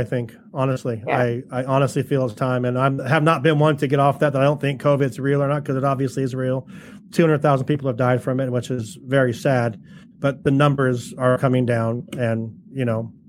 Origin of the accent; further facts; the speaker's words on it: California, United States; I'm from California.